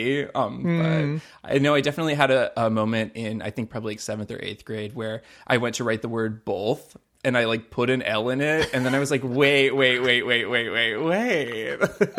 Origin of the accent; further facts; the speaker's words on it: Southport, North Carolina, United States; I literally can just point to my hometown on any map ever.